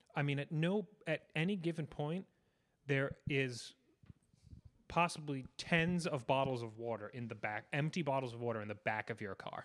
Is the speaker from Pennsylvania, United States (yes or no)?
no; New York City, New York, United States; I grew up in New York City.